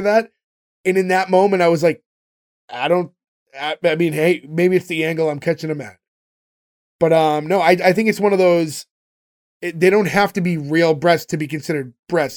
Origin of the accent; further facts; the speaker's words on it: Boston, Massachusetts, United States; we're from Boston